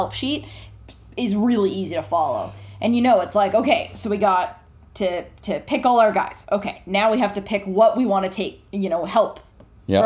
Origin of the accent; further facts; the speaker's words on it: Canada; we're all Canadian.